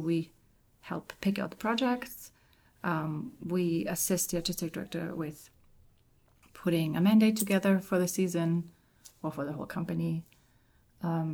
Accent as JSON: {"language": "English", "country": "Germany", "moved": "yes", "said": "I'm from Germany"}